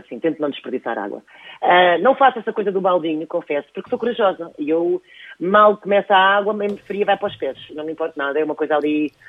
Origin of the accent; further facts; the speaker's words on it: Vila Viçosa, Alentejo, Portugal; also born or lived in Tomar; O meu pai é Tomar, a minha mãe de Valentejo, eu ainda sou de Vila Viçosa, portanto, toda a minha vida foi passada nestes dois sítios, ou em Tomar ou no Alentejo.